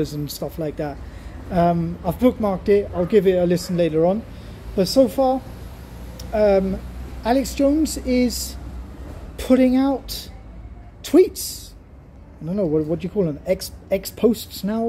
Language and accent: English; Germany; my home country, Germany